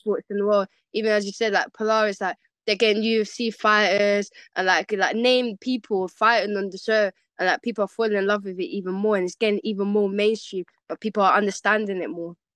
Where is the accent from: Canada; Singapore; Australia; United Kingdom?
United Kingdom; London; I was born in London, born and raised West of London. Um, I'm from Shepherd's Bush